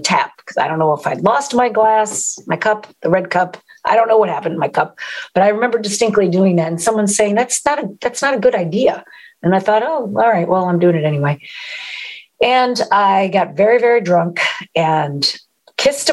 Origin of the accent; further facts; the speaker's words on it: East Coast, United States; moved away; I'm from the East Coast originally